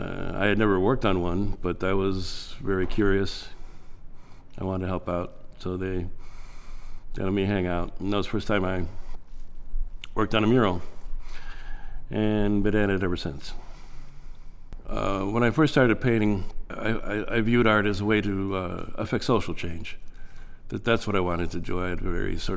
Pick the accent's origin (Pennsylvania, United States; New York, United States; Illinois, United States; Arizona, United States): Illinois, United States; Chicago; born and raised in the Pilsen community